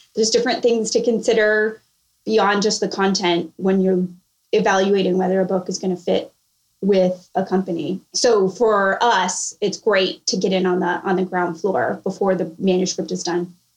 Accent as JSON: {"language": "English", "region": "California", "country": "United States", "tie": "born or raised there", "moved": "as an adult", "lives_now": "Charleston, United States", "said": "I'm originally from California"}